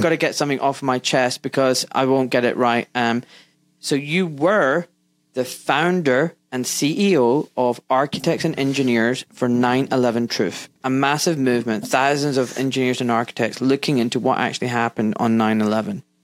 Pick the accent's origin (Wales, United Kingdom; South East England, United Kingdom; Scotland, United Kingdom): Scotland, United Kingdom; moved away as an adult; now in England; I was born in Scotland. I now live in England, but when I was in Scotland doing med school